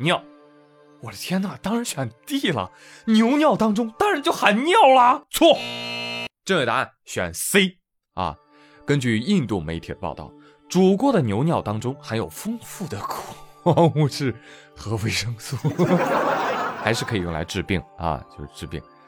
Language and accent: Chinese; China; 我觉得谁也比不了我们中国人